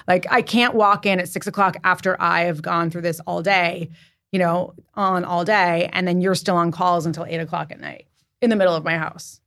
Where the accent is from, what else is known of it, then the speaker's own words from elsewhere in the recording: Santa Barbara, California, United States; also born or lived in San Diego; now in New York City, United States; I was raised in Santa Barbara